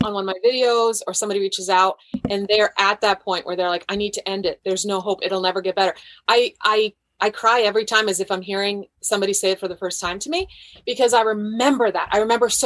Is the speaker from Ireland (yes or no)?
no; Croatia; now in United States; My whole family, I'm from Croatia. My whole family was in Croatia